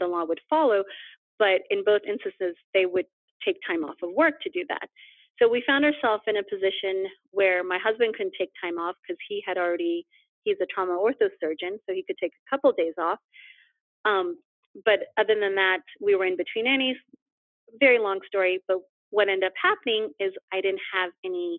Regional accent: Omaha, Nebraska, United States; moved away as an adult; also born or lived in New Orleans, Louisiana / Boston, Massachusetts; I am from Omaha, Nebraska, and I went to med school at University of Nebraska Medical Center

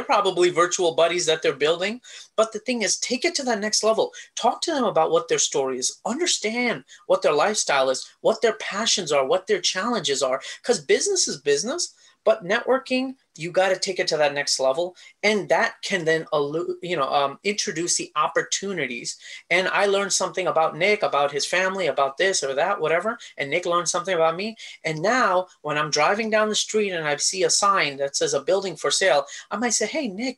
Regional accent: India; now in United States; a guy with a family who grew up in India, came to the US

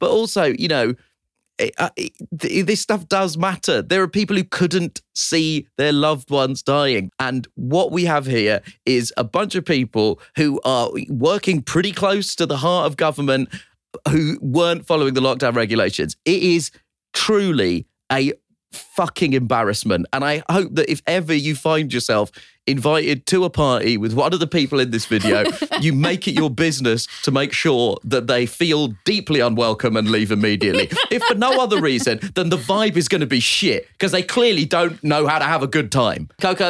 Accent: United Kingdom; it is profoundly disquieting to me as a British South Asian person.

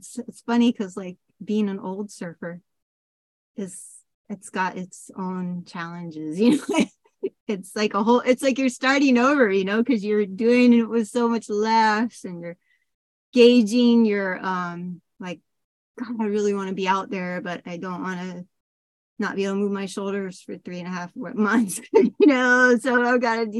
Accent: Seattle, Washington, United States; I mean, I was from Seattle, like, you know, it's the Pacific Sound. There's no waves. I mean, not where I was from.

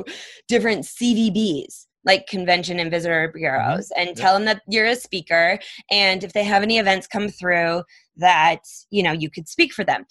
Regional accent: Minnesota, United States; moved away; also born or lived in Phoenix; I grew up in Minnesota

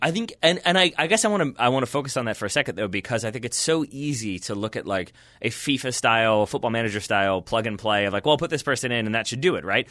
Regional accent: United States; I'm American

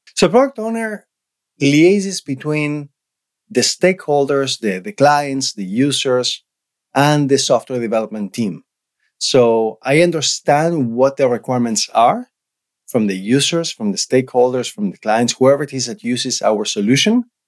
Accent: Argentina; English is a second language; moved away as an adult; now in Canada; I was born and raised in Argentina.

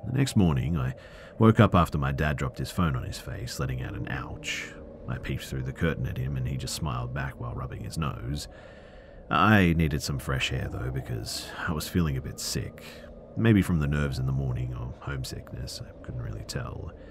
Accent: West Palm Beach, Florida, United States; I grew up in West Palm Beach.

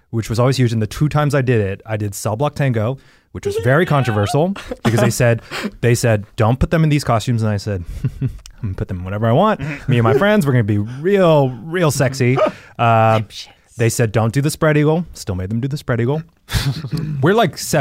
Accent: Texas, United States; growing up in Texas

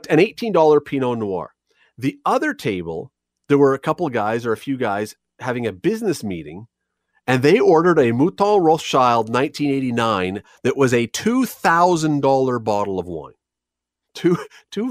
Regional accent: Toronto, Ontario, Canada; now in Hamilton, Canada; I'm from Toronto originally, yes, but I've chosen to live here.

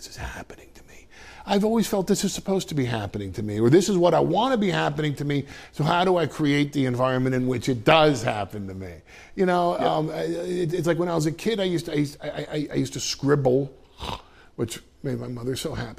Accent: Westchester, New York, United States; I'm from Westchester.

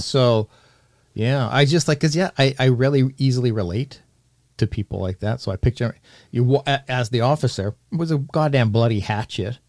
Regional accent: Canada; accent: Canadian

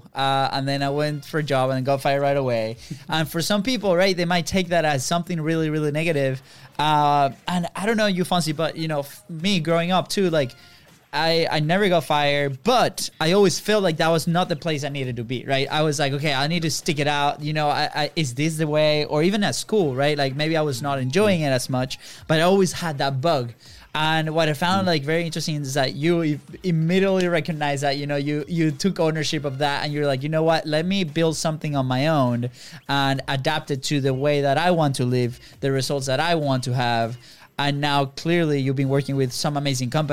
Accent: Venezuela; moved away as an adult; now in United States; we're from Venezuela. So back home, I did have a couple of jobs

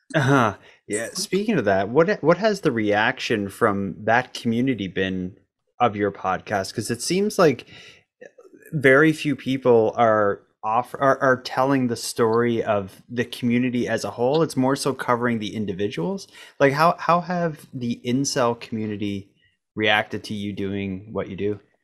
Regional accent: Canada; as a Canadian

